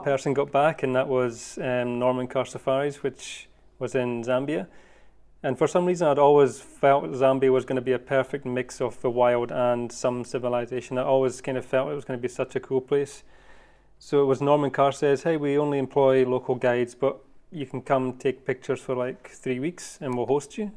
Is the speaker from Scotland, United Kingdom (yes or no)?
yes; Scotland, United Kingdom; moved away as an adult; also born or lived in Cape Town, South Africa; now in Africa; I am originally from Scotland. That's where I was born and raised